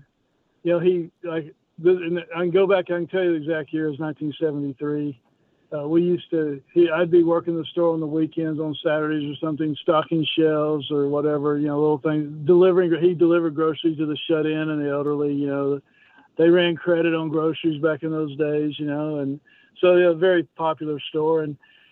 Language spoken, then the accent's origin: English; North Texas, United States; I grew up in Texas